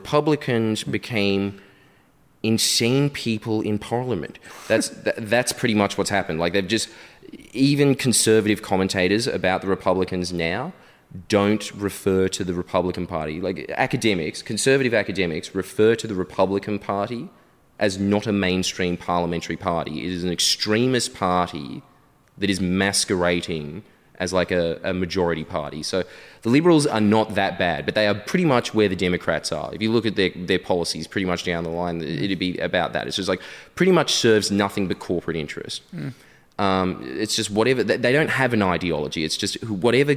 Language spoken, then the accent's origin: English; Australia; you go there as an Australian